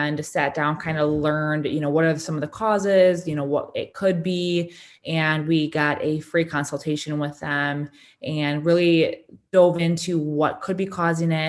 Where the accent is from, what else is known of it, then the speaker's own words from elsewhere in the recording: Kalamazoo, Michigan, United States; I am from Kalamazoo, Michigan.